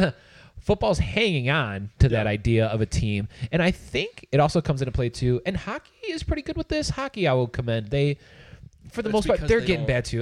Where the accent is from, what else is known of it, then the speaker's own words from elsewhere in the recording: Chicago, Illinois, United States; We fucking grew up in Chicago, you know, within Chicago limits and stuff like that.